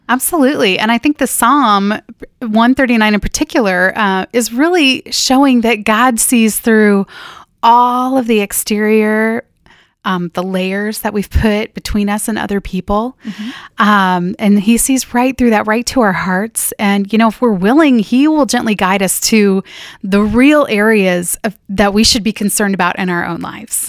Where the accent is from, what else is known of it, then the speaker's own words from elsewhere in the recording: Northern California, United States; now in Minnesota, United States; I grew up in Northern California in a small town